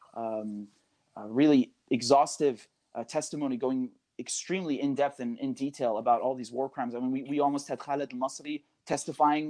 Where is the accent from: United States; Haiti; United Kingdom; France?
United Kingdom; I'm a British citizen